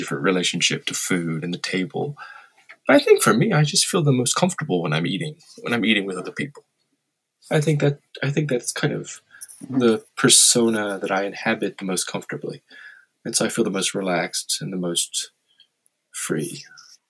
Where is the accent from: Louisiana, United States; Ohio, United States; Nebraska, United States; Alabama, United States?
Louisiana, United States; moved away as an adult; I grew up in Louisiana.